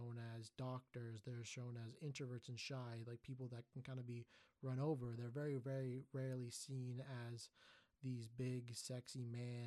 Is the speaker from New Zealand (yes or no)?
no; Markham, Ontario, Canada; growing up in Markham, a very highly Asian demographic community